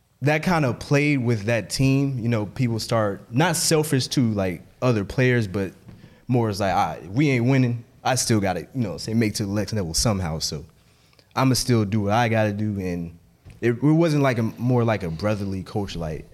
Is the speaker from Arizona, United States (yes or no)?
no; Memphis, Tennessee, United States; I'm from Memphis